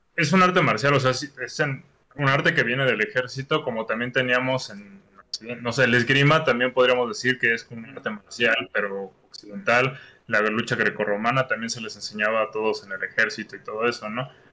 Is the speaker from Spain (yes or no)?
no; Mexico; qué somos los mexicanos